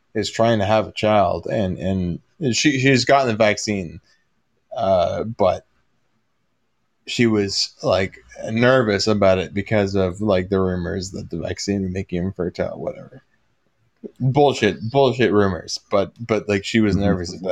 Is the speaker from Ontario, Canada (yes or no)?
yes; Ontario, Canada; we're both Ontarians